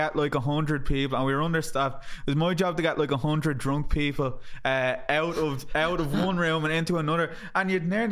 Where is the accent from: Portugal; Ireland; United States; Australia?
Ireland; being an Irish person in America